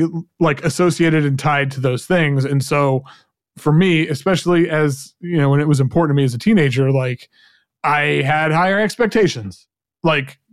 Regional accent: Oklahoma, United States; growing up in Oklahoma, you know, in a very right-wing conservative environment

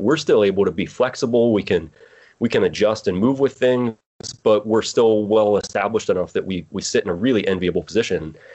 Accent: Pittsburgh, Pennsylvania, United States; moved away as an adult; also born or lived in Morgantown, West Virginia; From Pennsylvania, Pennsylvania. I grew up in Pittsburgh.

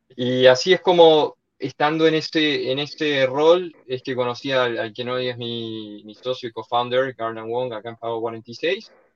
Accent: Argentina; moved away as an adult; also born or lived in Barcelona, Spain / New York, United States; originariamente de Argentina, como todo argentino tres cuartos italiano y un cuarto español

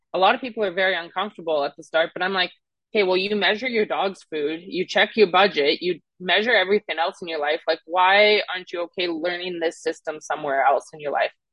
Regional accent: Canada; accent: Canadian; also born or lived in Mississippi; now in Scottsdale, United States; I'm originally from Canada

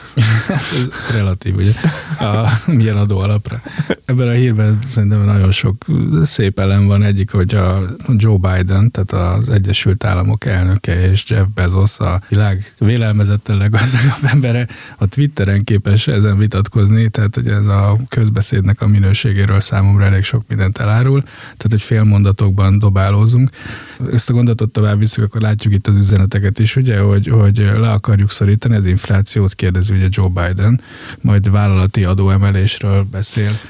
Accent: Hungary; Én a román határ mellől származom

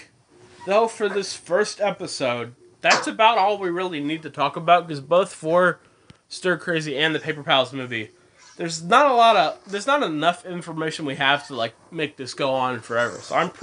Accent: Australia; I'm Australian.

